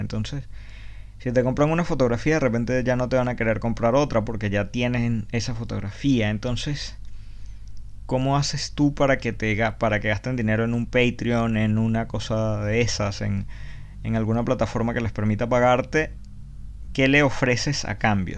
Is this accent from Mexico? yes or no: no; Venezuela; moved away; todos los que hemos salido de Venezuela